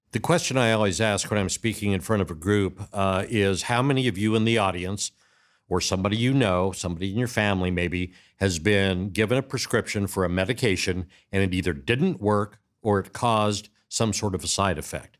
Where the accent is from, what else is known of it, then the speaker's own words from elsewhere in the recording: Arizona, United States; moved away as an adult; also born or lived in Orange County, California; Born and raised in the Southwest